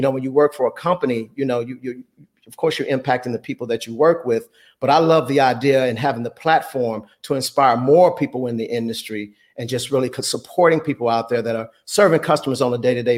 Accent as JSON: {"language": "English", "town": "Chicago", "region": "Illinois", "country": "United States", "said": "I'm actually originally from Chicago, and I went to a vocational."}